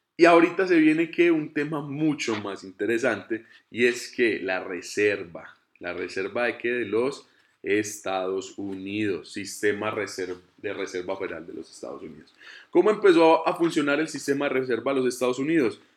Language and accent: Spanish; Colombia; soy colombiano